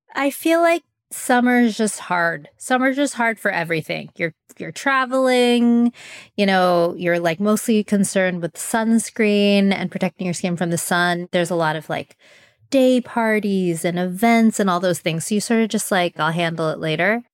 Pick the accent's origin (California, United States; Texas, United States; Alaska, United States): California, United States; Southern; growing up in Southern California